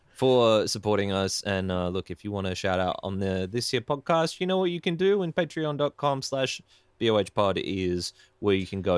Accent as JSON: {"language": "English", "town": "Ballina", "region": "New South Wales", "country": "Australia", "tie": "born or raised there", "said": "I used to work in, in Byron for a long time. I come from Ballina."}